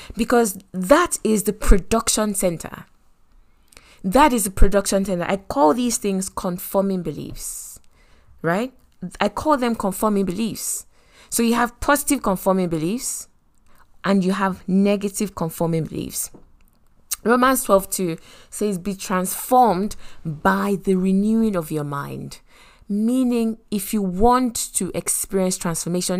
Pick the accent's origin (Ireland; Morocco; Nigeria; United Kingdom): Nigeria; Lagos; I grew up in Lagos